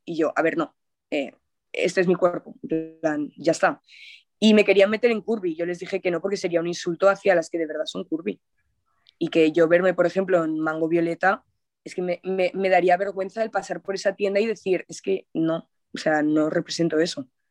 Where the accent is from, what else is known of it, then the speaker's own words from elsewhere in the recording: Zaragoza, Aragon, Spain; en mi ciudad natal, en Zaragoza